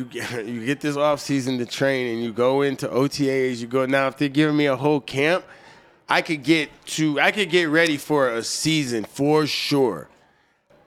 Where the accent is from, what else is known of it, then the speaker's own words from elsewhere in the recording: New York, United States; I'm from New York.